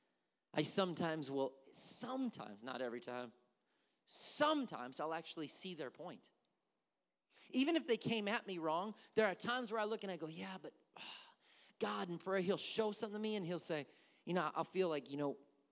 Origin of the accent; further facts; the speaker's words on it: Milwaukee, Wisconsin, United States; I'm from Milwaukee